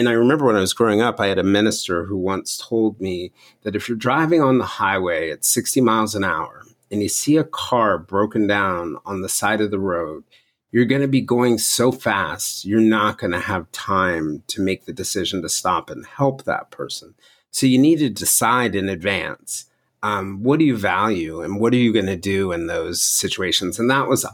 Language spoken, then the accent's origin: English; Cobb County, Georgia, United States; I grew up in Cobb County, Georgia